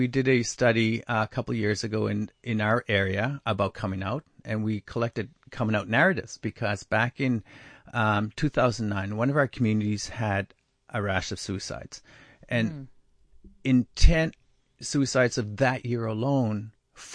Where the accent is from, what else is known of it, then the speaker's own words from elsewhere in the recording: Canada; I grew up first in Neskazoni First Nation, where it's Mi'kmaq speaking.